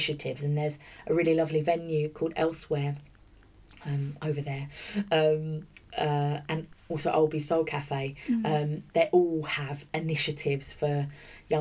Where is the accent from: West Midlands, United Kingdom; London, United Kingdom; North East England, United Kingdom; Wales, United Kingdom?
London, United Kingdom; Bromley; moved away; also born or lived in Orpington / St Mary Cray; I grew up in Bromley, which was kind of Kent at the time, Bromley, Auburn, St Mary's, Cray